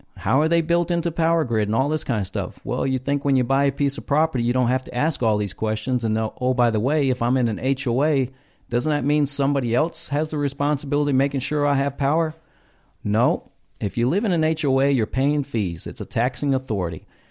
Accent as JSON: {"language": "English", "region": "North Texas", "country": "United States", "tie": "born or raised there", "said": "I grew up in North Texas"}